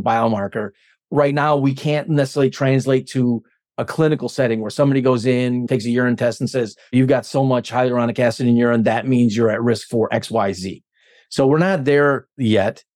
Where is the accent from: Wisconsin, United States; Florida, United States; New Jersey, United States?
Wisconsin, United States; Stevens Point; I'm from Stevens Point